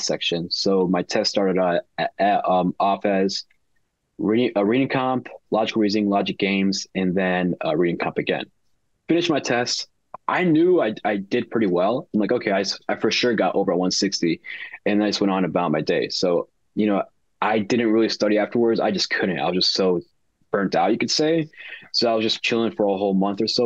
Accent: Chicago, Illinois, United States; born and raised in Chicago.

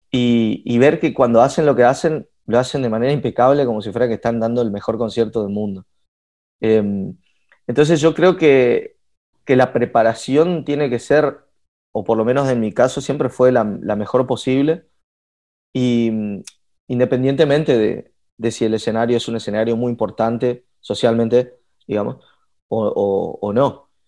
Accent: Resistencia, Chaco, Argentina; moved away as an adult; now in Buenos Aires, Argentina; me vine a la ciudad de Buenos Aires, yo soy de Resistencia

